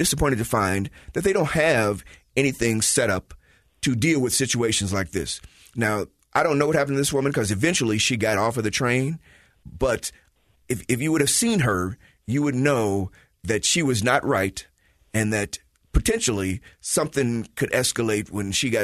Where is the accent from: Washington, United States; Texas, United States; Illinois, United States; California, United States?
Illinois, United States; Chicago; moved away as an adult; now in Utah, United States; I'm from Chicago